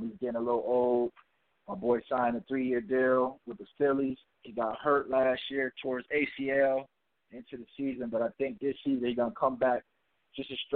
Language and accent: English; Connecticut, United States; my hometown, Connecticut